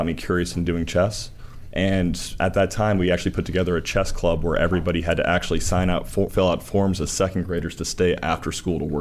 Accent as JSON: {"language": "English", "region": "Northern Virginia", "country": "United States", "said": "I'm from Northern Virginia in the suburbs of D.C."}